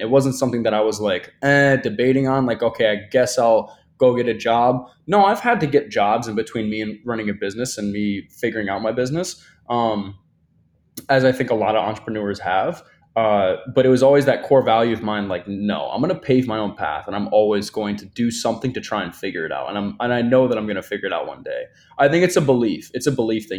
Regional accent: Michigan, United States; now in Miami, United States; I'm from Michigan, right? I grew up with very little opportunity in comparison to Miami, right?

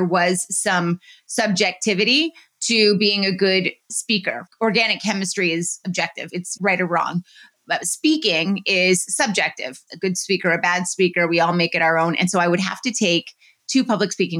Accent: New York City, New York, United States; When I started working in New York City, which is where my hometown was when I went to high school

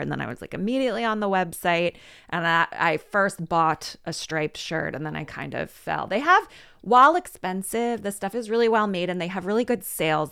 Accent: Philadelphia, Pennsylvania, United States; I grew up in Philadelphia, went away for a bit, but I've been back

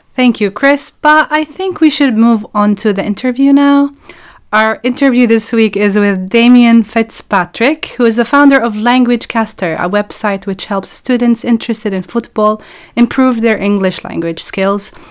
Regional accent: Palestine; I'm a Palestinian researcher at the moment.

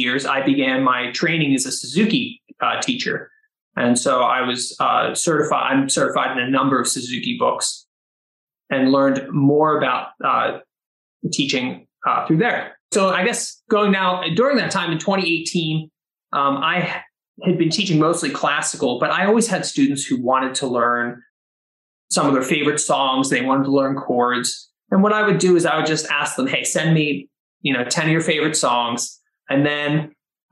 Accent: Philadelphia, Pennsylvania, United States; now in Medford, United States; I grew up in Pennsylvania in the Philadelphia area

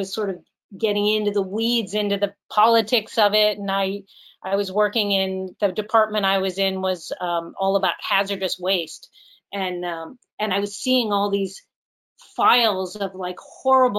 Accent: Pittsburgh, Pennsylvania, United States; moved away as an adult; I'm from Pittsburgh

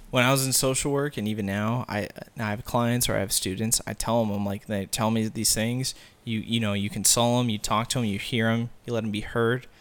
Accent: Peoria, Arizona, United States; I'm from Arizona

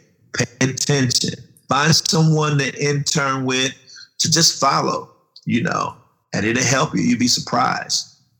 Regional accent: Goldsboro, North Carolina, United States; Well, I was born in Goldsboro, North Carolina, tobacco country. Farming country, and I grew up on a farm

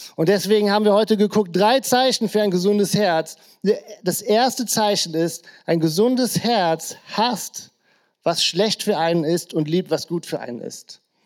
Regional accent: Krefeld, North Rhine-Westphalia, Germany; In der Gegend, wo ich aufgewachsen bin, äh, genauer gesagt, genau bei mir auf der Straße, stand früher ein Bunker noch aus dem Krieg

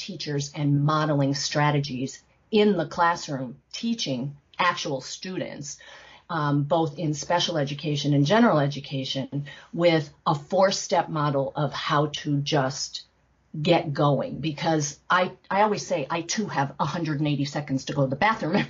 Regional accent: Northeast Pennsylvania, United States; growing up in Northeast Pennsylvania

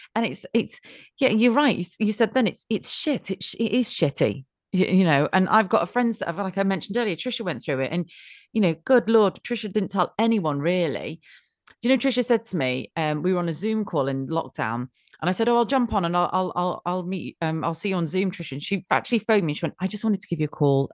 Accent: United Kingdom; being British

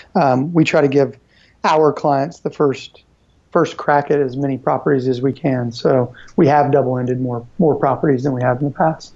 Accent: Nashville, Tennessee, United States; I'm originally from Nashville and then moved away uh, to go to college and then moved back

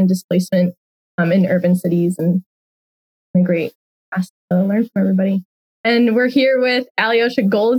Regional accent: Michigan, United States; moved away as an adult; now in New York, United States; I'm a second year graduate student in landscape architecture. I'm originally from Michigan, but New York has very similar climates, so easy to adjust.

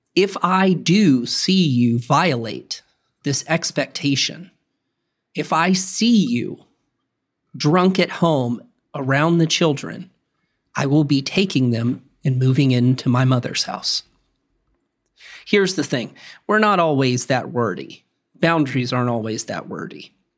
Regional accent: the South, United States; I'm from the South

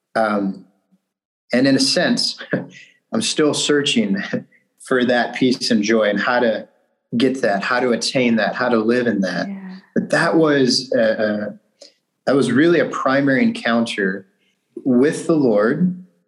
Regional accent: Bakersfield, California, United States; moved away as an adult; also born or lived in Willamette Valley, Oregon; now in Mount Angel, United States; I'm from Bakersfield, California. This is the south central part of California

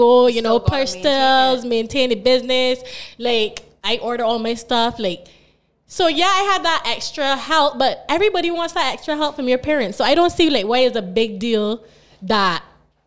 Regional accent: Barbados; I was born here in Barbados. I went to school at St. Gabriel's, then I went to St. Winifred's.

